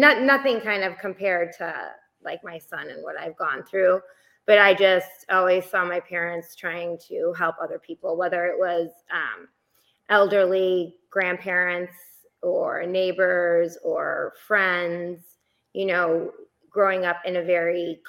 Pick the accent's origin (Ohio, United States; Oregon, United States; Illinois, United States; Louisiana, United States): Illinois, United States; Chicago; I was born and raised in Chicago, Illinois